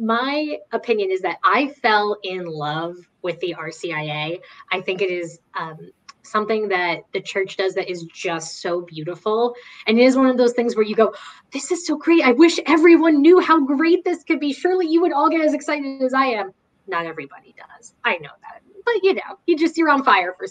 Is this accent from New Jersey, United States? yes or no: yes; New Jersey, United States; I'm from New Jersey